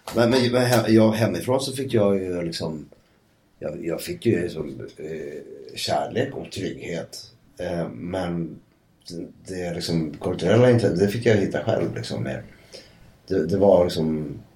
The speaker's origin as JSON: {"language": "Swedish", "town": "Södertälje", "region": "Stockholm County", "country": "Sweden", "said": "jag kommer ju från Södertälje"}